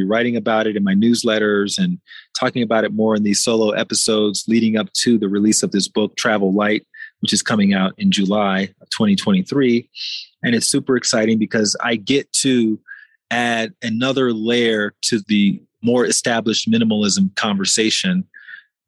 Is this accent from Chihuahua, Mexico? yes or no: no; Mexico City, Mexico; here in my hometown of Mexico City